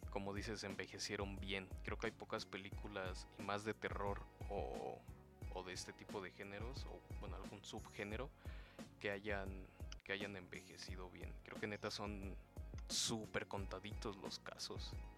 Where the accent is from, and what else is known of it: Mexico